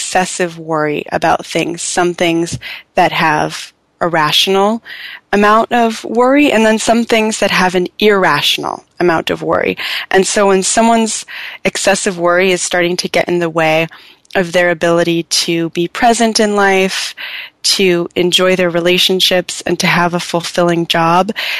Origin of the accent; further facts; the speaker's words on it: Southern California, United States; I'm from Southern California originally, and I love it down here.